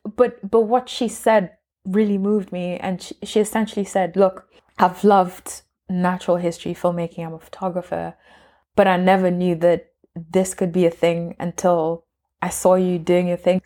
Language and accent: English; Kenya; I'm Kenyan, like we all belong to different tribes